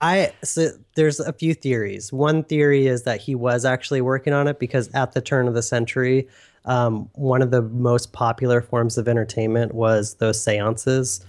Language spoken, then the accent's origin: English; Northern California, United States; born and raised in Northern California